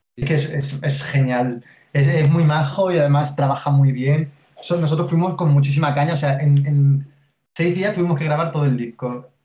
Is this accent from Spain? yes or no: yes; Mérida, Extremadura, Spain; now in Madrid, Spain; Yo soy de Mérida